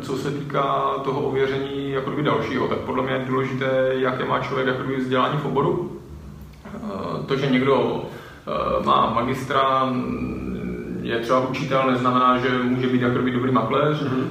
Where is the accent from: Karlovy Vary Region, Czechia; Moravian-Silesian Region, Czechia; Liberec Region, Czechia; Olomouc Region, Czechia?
Moravian-Silesian Region, Czechia; Opava; also born or lived in England; now in Brno, Czech Republic; já jsem teda z jiného města, jsem z Opavy, do Brna jsem se přistěhoval